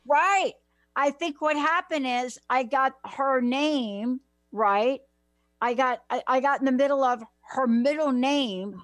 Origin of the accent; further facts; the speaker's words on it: United States; also born or lived in New Jersey; I'm from New York and uh, New Jersey